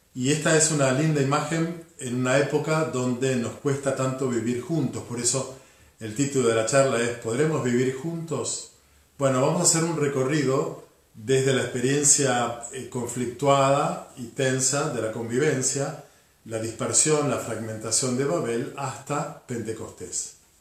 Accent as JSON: {"language": "Spanish", "country": "Argentina", "said": "somos todos argentinos y vivimos en el mismo territorio"}